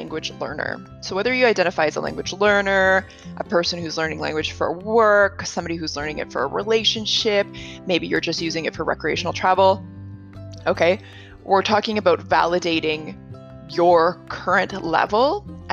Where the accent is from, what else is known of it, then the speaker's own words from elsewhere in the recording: Canada; first language English; moved away as an adult; now in Chile; I'm Canadian. I've been in Chile for the past 3 years